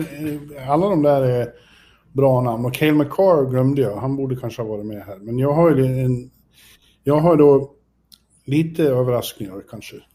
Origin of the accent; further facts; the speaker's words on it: Sweden; jag är svensk